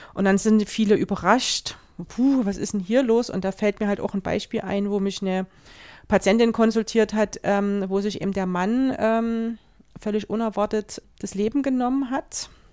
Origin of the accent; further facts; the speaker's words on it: Germany; bei uns in Deutschland